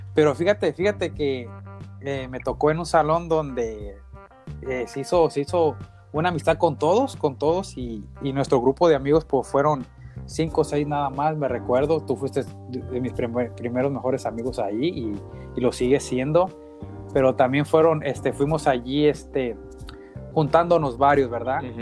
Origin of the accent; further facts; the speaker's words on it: Uruapan, Michoacán, Mexico; moved away as an adult; now in United States; soy mexicano, soy ahí de, de la ciudad, de, de, la bonita ciudad de Europa, en Michoacán, y, y estoy viviendo ahorita en los Estados Unidos